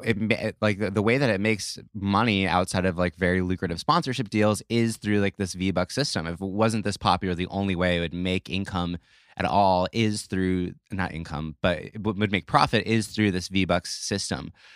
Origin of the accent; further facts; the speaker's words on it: New York, United States; I grew up in New York